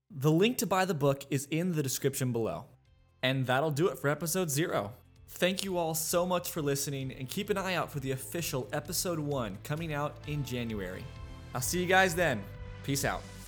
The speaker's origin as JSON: {"language": "English", "town": "Los Angeles", "region": "California", "country": "United States", "tie": "born or raised there", "moved": "as an adult", "lives_now": "Austin, United States", "said": "I was born in Los Angeles, California, but now live in Austin, Texas"}